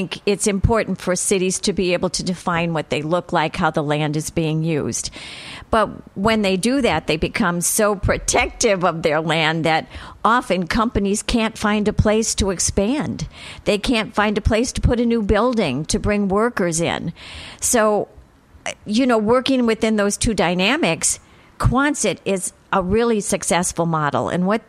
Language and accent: English; Ohio, United States; now in Rhode Island, United States; I'm actually from Ohio originally, which gives me a different perspective on Rhode Island than most folks